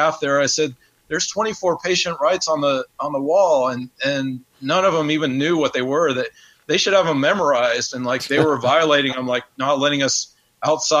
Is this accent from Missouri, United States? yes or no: no; Knoxville, Tennessee, United States; moved away; also born or lived in Atlanta, Georgia; I'm from Knoxville, Tennessee, and then I spent about 14 years in Atlanta